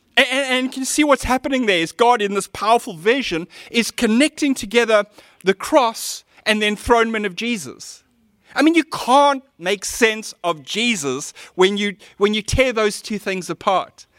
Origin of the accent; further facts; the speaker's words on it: Cape Town, Western Cape, South Africa; As a teenager, I grew up in Seapoint